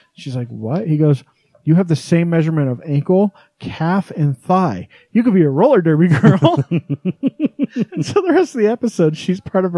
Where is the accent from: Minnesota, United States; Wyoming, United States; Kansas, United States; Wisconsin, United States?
Wyoming, United States; now in Utah, United States; when I was a kid growing up in Podunk, Wyoming